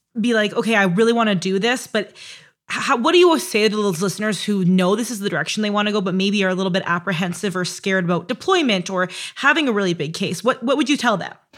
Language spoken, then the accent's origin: English; Canada; I'm Canadian, so I say bag weird, JAG weird